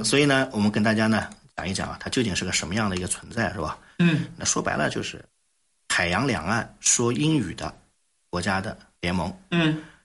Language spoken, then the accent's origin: Chinese; China; 我们中国人